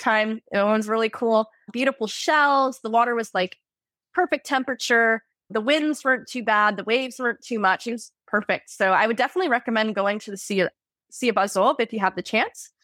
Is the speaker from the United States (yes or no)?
yes; Florida, United States; moved away as an adult; now in Moscow, Russia